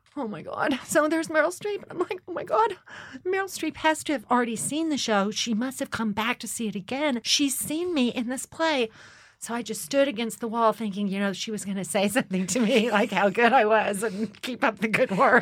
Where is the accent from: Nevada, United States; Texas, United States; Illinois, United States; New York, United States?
Texas, United States; Austin; moved away; I'm from Austin, Texas